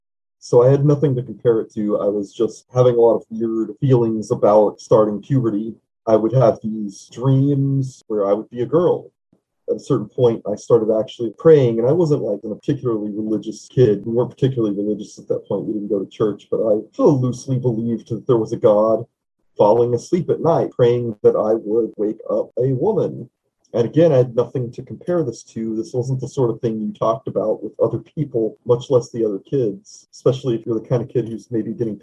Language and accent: English; East Texas, United States; moved away as an adult; also born or lived in Louisiana / Arkansas / Japan; now in Oakland, United States; I grew up in the South, mostly Texas and Arkansas, and I live in Oakland now.